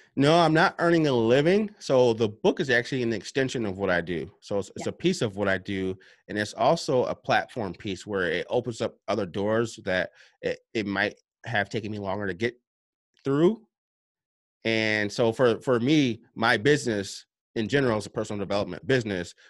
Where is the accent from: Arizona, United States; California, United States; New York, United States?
New York, United States; upstate; I'm from New York, uh, upstate New York.